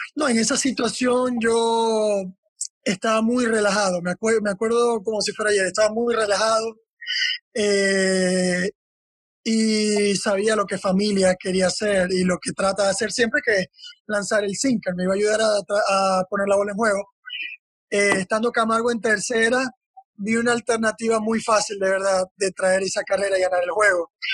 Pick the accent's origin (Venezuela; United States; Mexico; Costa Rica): Venezuela; Maracaibo, Zulia; Yo estaba en el apartamento de mi hermano en Maracaibo, de donde yo soy